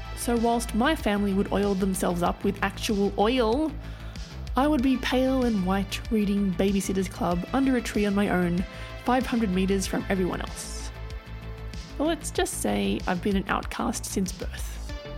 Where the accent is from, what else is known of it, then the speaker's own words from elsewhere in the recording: Australia; growing up in Australia in the 80s